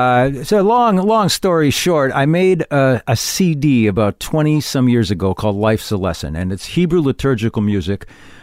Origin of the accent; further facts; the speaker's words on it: Racine, Wisconsin, United States; Racine, Wisconsin.